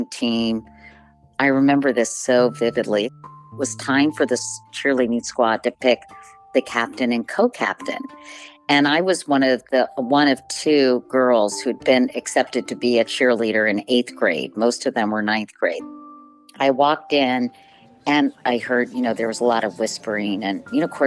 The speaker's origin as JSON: {"language": "English", "town": "Arlington", "region": "Virginia", "country": "United States", "tie": "born or raised there", "said": "I grew up in Arlington, Virginia, in a suburb just outside Washington, D.C."}